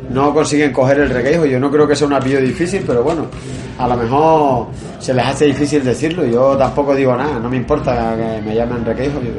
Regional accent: Canary Islands, Spain; also born or lived in Asturias / Galicia; o sea, yo nací en Asturias, a los pocos meses me fui otra vez a Galicia, y, pero, me crié aquí. Soy de, yo me considero canario porque eh, pues llevo toda la vida aquí

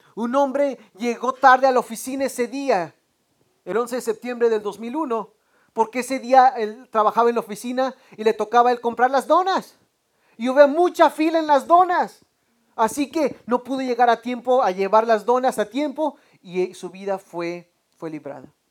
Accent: Mexico; now in United States; somos, somos mexicanos, hermanos

